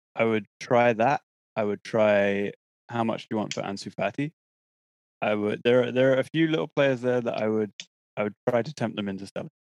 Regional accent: England, United Kingdom; to be English, very proud of my compatriots

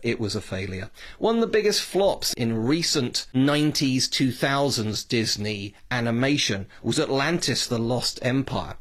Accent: United Kingdom; speaking as a Brit

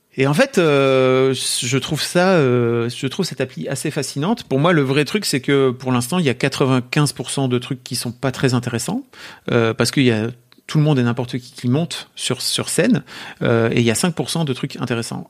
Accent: France; accent: French; mon accent français

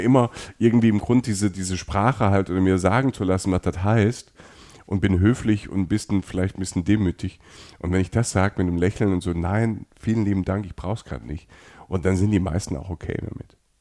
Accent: Germany; wir kommen aus Deutschland

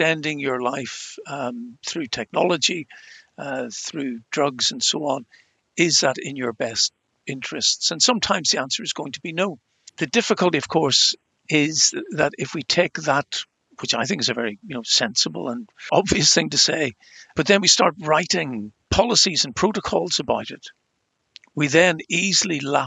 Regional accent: Ireland; accent: Irish; as you can tell from my accent, I'm Irish

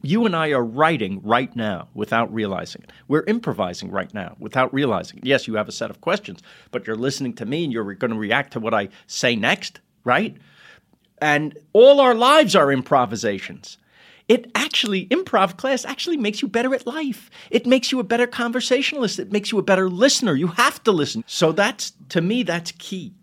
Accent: New York City, New York, United States; we're from Queens

